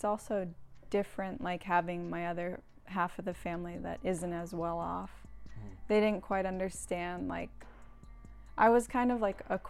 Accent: Santa Barbara, California, United States; It was good. It's like a sleepy beach town. Mm-hmm. It's really beautiful. It's pretty small, so like once I got a little older, I kind of wanted to get out.

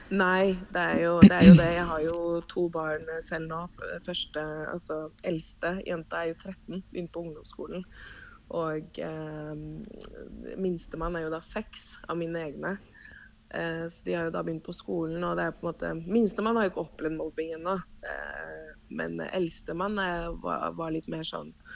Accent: Oslo, Norway; Norwegian is a second language; also born or lived in Cuba; now in Vestby, Norway; flytta til Norge, vel å merke, så eh, bodde vi i Oslo. Jeg vokste opp på Bogerød

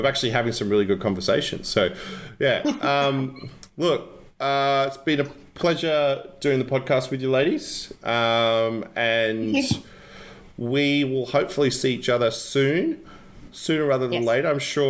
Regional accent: Gold Coast, Queensland, Australia

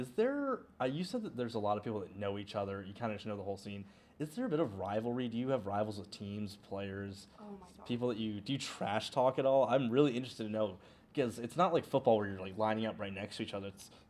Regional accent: East Coast, United States; I'm from the East Coast, so I've heard about Virginia being one of those powerhouses.

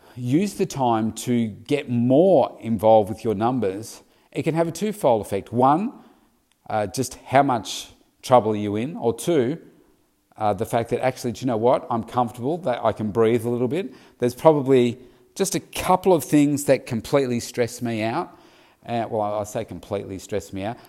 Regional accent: Victoria, Australia; also born or lived in Melbourne; my home state of Victoria, Australia

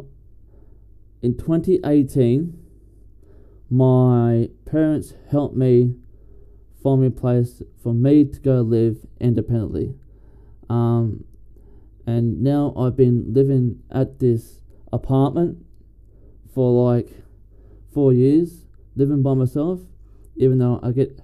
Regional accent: Bundaberg, Queensland, Australia; also born or lived in Lismore, New South Wales / Ballina, New South Wales; I am 26 from Bundaberg here in Queensland. I've been living in Bundaberg for 22 years of my life

